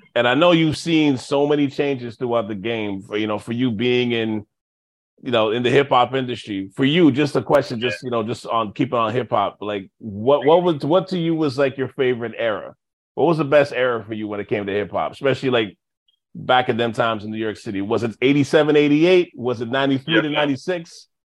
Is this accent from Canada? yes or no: yes; Montreal, Quebec, Canada; I'm from Montreal